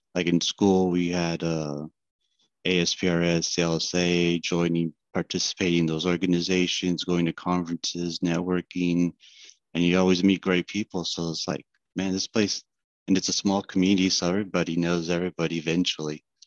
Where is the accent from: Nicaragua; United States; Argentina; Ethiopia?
United States; Fresno, California; I'm from Fresno, California. I work for Guida Surveying Inc. as a survey analyst